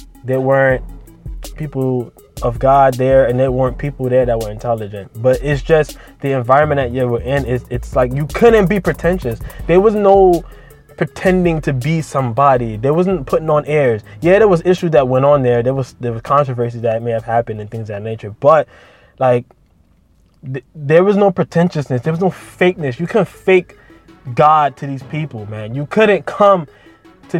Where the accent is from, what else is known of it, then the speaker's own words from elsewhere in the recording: New York City, New York, United States; I literally grew up in an inner city church, and they both were kind of inner city too, the Brooklyn Miracle Temple and Metro Ministries